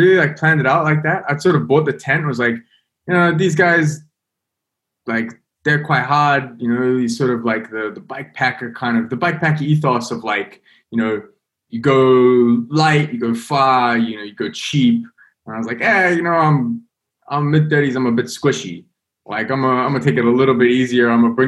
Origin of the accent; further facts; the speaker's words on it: London, United Kingdom; I'm from London